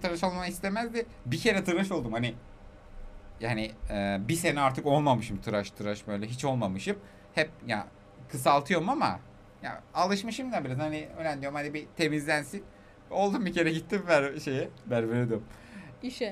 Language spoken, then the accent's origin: Turkish; Aegean Region, Turkey; also born or lived in Tokat; biz Egeliyiz, tamam mı? Yedi göbek Selanik'e